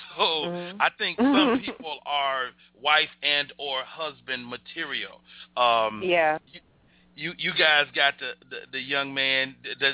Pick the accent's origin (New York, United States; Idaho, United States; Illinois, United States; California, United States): Illinois, United States; Chicago; United States. I'm from Chicago